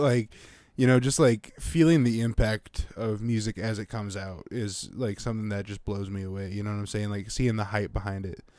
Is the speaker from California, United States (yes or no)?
no; Montana, United States; moved away; having lived in Montana.